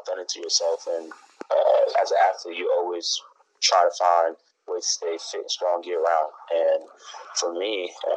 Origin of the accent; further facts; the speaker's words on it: Whitehall, Pennsylvania, United States; also born or lived in New York; I was born in New York. I'm from Pennsylvania, Whitehall, Copley, Lehigh Valley